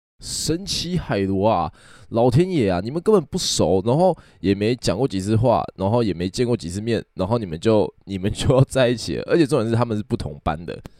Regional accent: Kaohsiung, Taiwan; 以前呢，我在前几集有有提过我是高雄人。然后呢，我住在高雄的南端，就是小港。小港就是有机场的那个地方就对了。

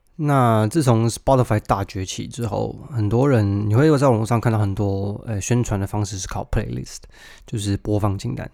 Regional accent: Taiwan; moved away; 尽管我曾经在那个环境里长大

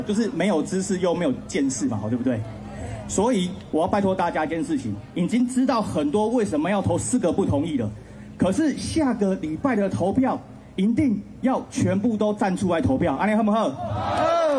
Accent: Kaohsiung, Taiwan; 我们高雄人是一个无情的人

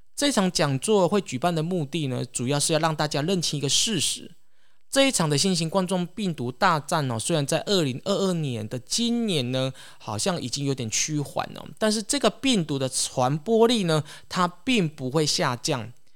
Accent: Taiwan; 我们台湾人

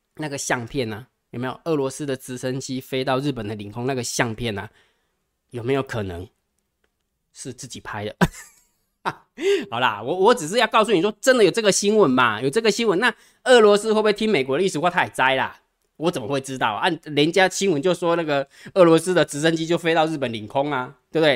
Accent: Taiwan; 我们台湾人

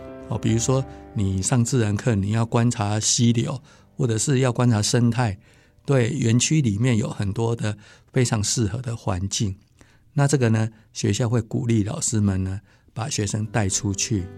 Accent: Tainan, Taiwan; moved away as an adult; also born or lived in Alishan; 其实我我本身是台南人啊，

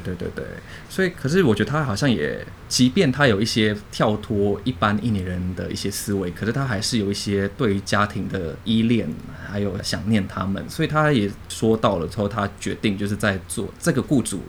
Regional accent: Jakarta, Indonesia; moved away; also born or lived in Singapore / Penang, Malaysia; 我是出生在印尼的 印尼华人，对，那我家爸爸妈妈都是印尼华人，都是一个大家庭

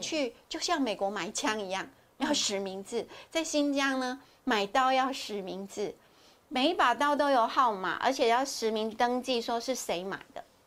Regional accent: Taiwan; 我们台湾是属于亚热带国家，潮湿，每天流汗

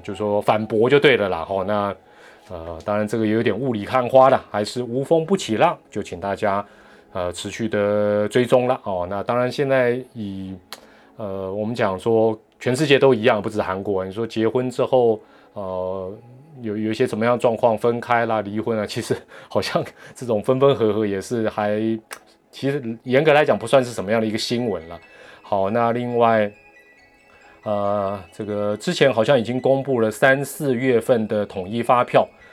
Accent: Taiwan; 我们台湾人

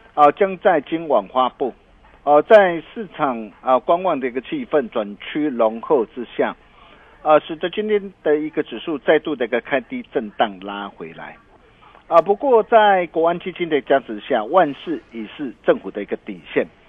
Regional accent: Taiwan; 我们台湾人

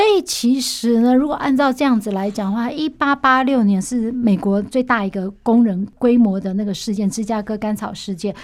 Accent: Taiwan; 我们台湾人民总是蛮温柔的

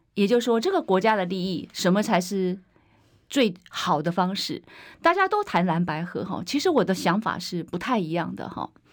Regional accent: Hsinchu, Taiwan; 我只是出来为我的家乡努力

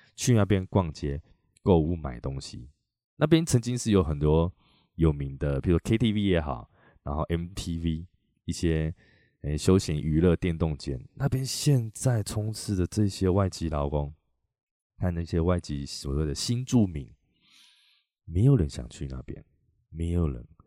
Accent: Chiayi, Taiwan; also born or lived in Taipei; now in Taichung, Taiwan; 我回我老家嘉义啊，在嘉义

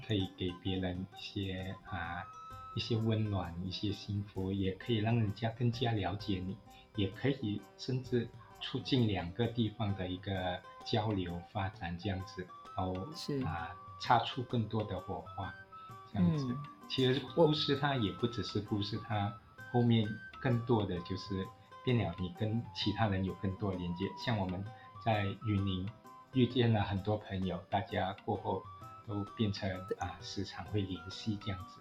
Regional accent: Malaysia; 我父亲来自中国，我是移民的第二代，啊，嗯，所以我们在寻求一个身份的认同的时候，就要，啊，找寻，身为马来西亚华人

